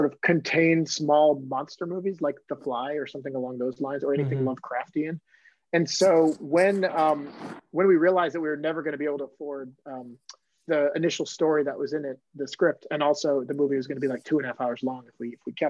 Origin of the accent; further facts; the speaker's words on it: Maine, United States; I'm from Maine